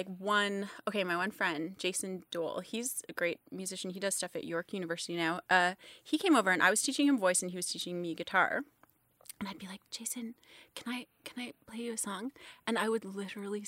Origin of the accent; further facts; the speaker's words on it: Canada; also born or lived in Toronto / France; definitely can't speak German. I'm Canadian.